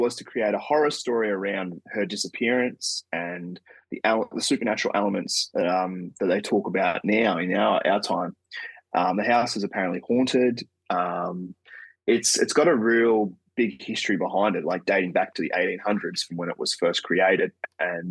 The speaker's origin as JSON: {"language": "English", "country": "Australia", "said": "I'm from Australia"}